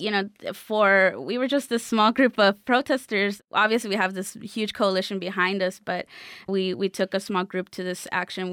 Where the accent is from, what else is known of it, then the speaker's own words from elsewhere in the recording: Los Angeles, California, United States; I am originally from South Central Los Angeles.